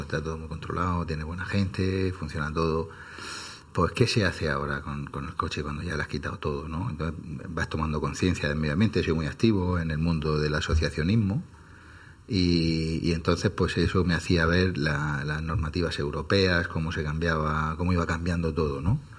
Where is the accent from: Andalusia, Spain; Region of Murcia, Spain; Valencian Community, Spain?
Region of Murcia, Spain; Archena; now in Murcia, Spain; Nosotros somos de la Algaida, que es una pedanía de Archena